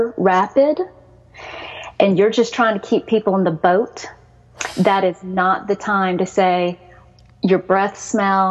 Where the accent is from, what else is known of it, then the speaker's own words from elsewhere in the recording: Texas, United States; accent: Southern; also born or lived in Seoul, South Korea; I was born in Seoul. I was adopted at 2.5. A lot of people will ask you, where are you from? And I'm so used to being from America that I'll say Texas